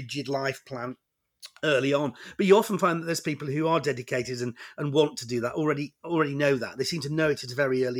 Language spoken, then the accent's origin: English; Warrington, North West England, United Kingdom; I grew up in Warrington, which is you know, just halfway between Manchester and Liverpool.